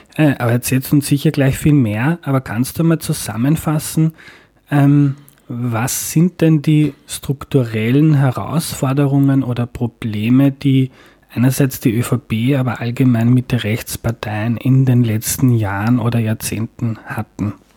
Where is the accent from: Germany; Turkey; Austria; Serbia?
Austria; rural Lower Austria; da, wo ich aufgewachsen bin, am Land in Niederösterreich